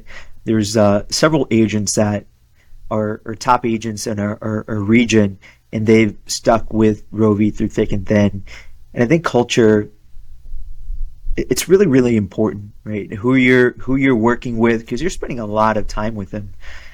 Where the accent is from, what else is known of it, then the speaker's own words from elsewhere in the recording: Western Massachusetts, United States; my hometown